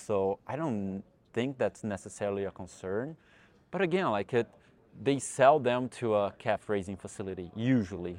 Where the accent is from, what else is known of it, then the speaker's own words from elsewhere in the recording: Brazil; moved away as an adult; also born or lived in New York, United States; now in Texas, United States; I'm originally from Brazil and I got my degree in veterinary medicine in the Federal University of Goiás